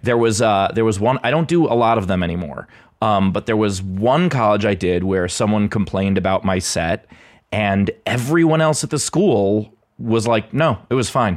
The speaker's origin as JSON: {"language": "English", "town": "New York City", "region": "New York", "country": "United States", "tie": "born or raised there", "also_born_or_lived": "Los Angeles", "moved": "as an adult", "lives_now": "Pittsburgh, United States", "said": "born and raised in, uh, in Queens"}